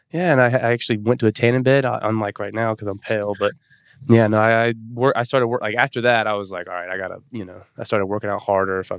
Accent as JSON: {"language": "English", "town": "Atlanta", "region": "Georgia", "country": "United States", "tie": "born there", "said": "I was born in Atlanta, and so we always went to the Braves games."}